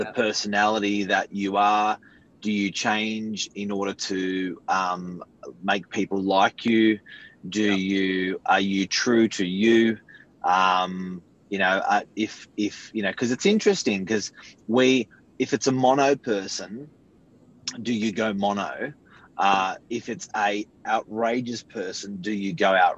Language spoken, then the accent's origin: English; Sydney, New South Wales, Australia; both my parents are Serbian background. So I went to Cromer High School in the northern beaches